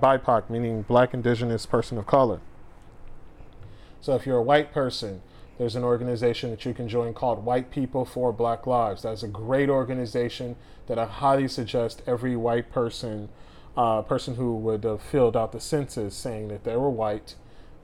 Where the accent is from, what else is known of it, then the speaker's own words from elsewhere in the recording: Los Angeles, California, United States; I'm from South LA.